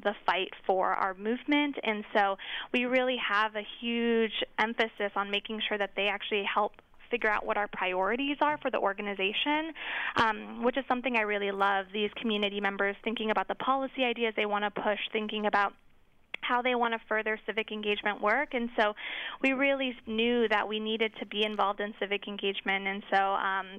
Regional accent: Richmond, California, United States; I grew up in Richmond, California, like you shared, and my parents are actually Mian refugees

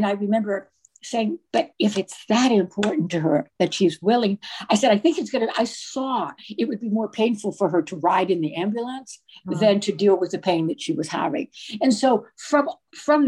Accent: Virginia, United States; I grew up in Virginia, but my family was from New York

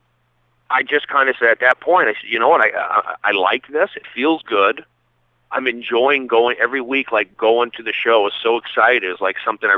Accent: Los Angeles, California, United States; also born or lived in Sacramento / Seattle / New York; I grew up here in L.A., in the Valley, San Fernando Valley

